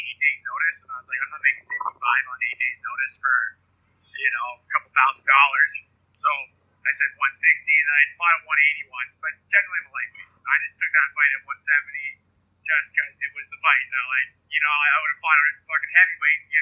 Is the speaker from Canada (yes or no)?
yes; Vancouver, British Columbia, Canada; I'm from Vancouver.